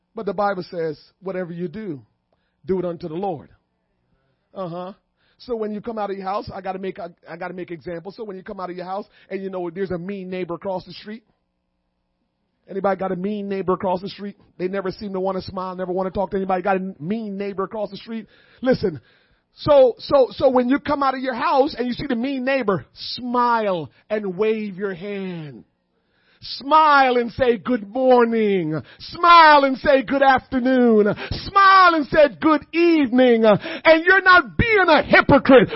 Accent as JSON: {"language": "English", "town": "Kingston", "country": "Jamaica", "tie": "born or raised there", "moved": "yes", "said": "I was born and raised in Kingston."}